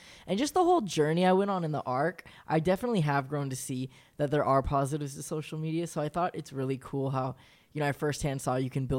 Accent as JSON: {"language": "English", "region": "California", "country": "United States", "tie": "born or raised there", "said": "I was 22. My thing was like, you know, I was born and raised in California."}